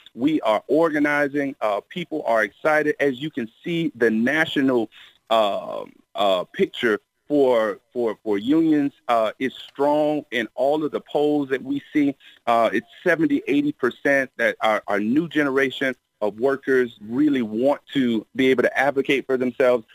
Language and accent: English; Miami, Florida, United States; growing up in Miami, uh, the weather was great